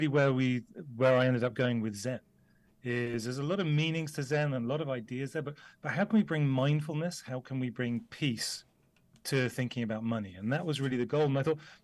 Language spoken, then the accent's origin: English; the Cotswolds, South West England, United Kingdom; I grew up in the UK, you can probably tell from my accent, and I grew up in the Cotswolds.